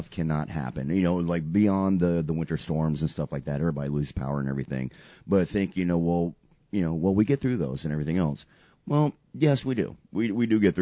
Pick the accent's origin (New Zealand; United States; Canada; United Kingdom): United States; as American people